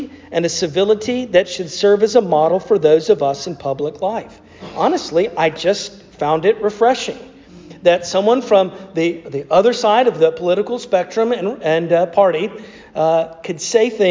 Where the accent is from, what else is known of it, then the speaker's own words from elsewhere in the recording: North Carolina, United States; my home state of North Carolina